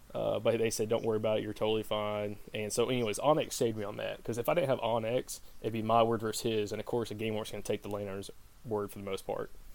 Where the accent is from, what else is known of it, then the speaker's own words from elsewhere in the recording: the South, United States; growing up in the South